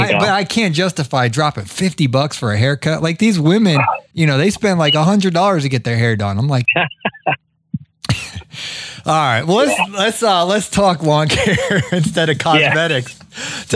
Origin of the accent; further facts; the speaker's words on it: Ohio, United States; moved away; when I grew up in Ohio